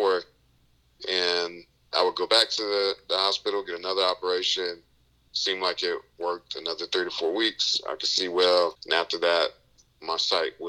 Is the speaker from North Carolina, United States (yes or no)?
yes; Raleigh, North Carolina, United States; I grew up in Raleigh, North Carolina